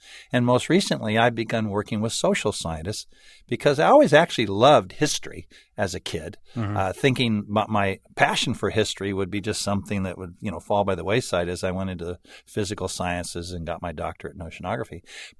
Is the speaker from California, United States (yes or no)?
yes; San Diego, California, United States; When I grew up in San Diego, I was a little kid, and I lived by the ocean, and that was my play yard.